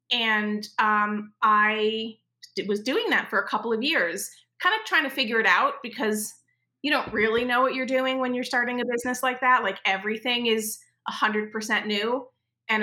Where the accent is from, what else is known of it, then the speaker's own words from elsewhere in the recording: New York, United States; I literally, and as a New Yorker, you'll get this. I literally was like walking around Manhattan with a stack of color flyers.